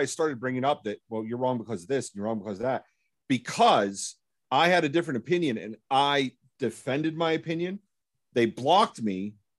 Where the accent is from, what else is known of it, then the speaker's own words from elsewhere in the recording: United States; I'm American.